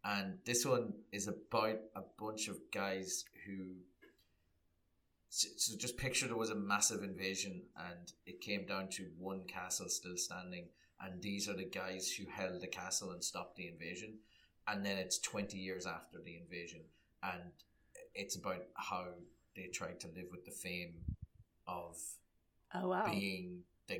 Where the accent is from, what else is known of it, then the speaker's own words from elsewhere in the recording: Ireland; growing up in Catholic repressed Ireland